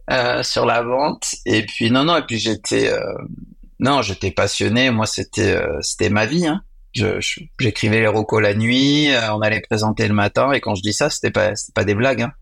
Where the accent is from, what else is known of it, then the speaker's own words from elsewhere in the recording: Lyon, Auvergne-Rhône-Alpes, France; born there; parce que moi je suis né à Lyon, donc j'avais organisé deux événements pour